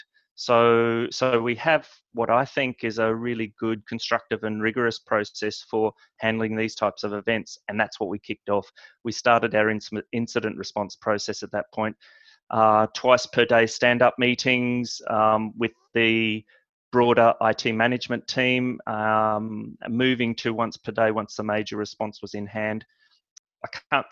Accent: Australia; moved away as an adult; now in Scotland, United Kingdom; I'm born and raised in Australia.

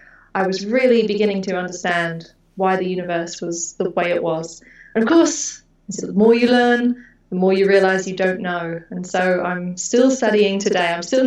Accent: Houston, Texas, United States; As for the dark skies, growing up in Houston, no, not really. The Northern Hemisphere sky is quite disappointing. And, you know, living in a humid, cloudy suburb of outskirts of Houston, not really.

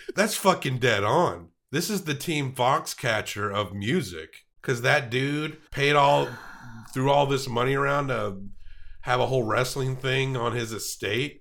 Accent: Tennessee, United States; I'm from Tennessee

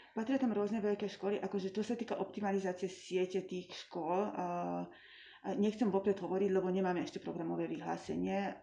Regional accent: Slovakia; first language Hungarian; Slovak is a second language; som vyrástla v maďarskom prostredí na Slovensku

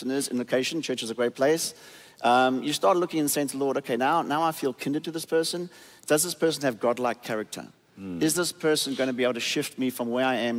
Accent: South Africa; now in United States; I was born and raised in South Africa and then came to America

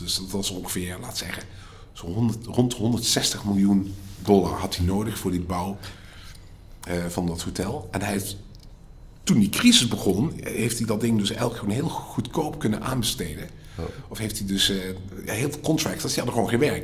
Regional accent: Stein, Limburg, Netherlands; moved away as an adult; also born or lived in Delft / Ireland / Dubai; now in Riyadh, Saudi Arabia; ik kom zelf uit Stijn, uit Zuid-Limburg.

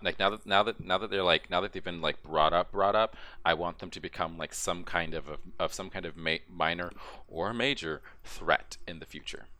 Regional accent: Texas, United States; I'm a Texan

